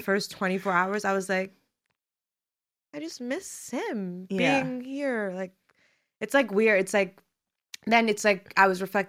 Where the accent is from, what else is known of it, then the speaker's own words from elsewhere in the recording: New York City, New York, United States; moved away as an adult; spending time in my hometown of Brooklyn, Flatbush specifically.